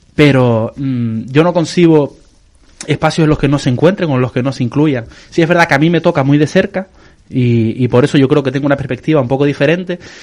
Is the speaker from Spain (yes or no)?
yes; San Cristóbal de La Laguna, Canary Islands, Spain; yo que soy de la Finca España